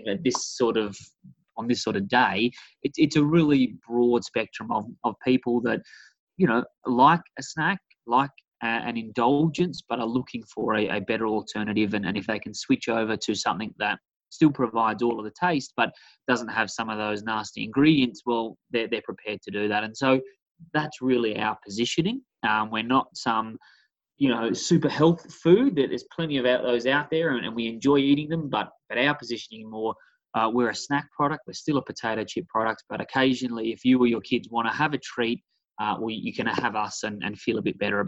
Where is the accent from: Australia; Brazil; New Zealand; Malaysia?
Australia; South Australia; moved away; I'm from a small beachside town in South Australia.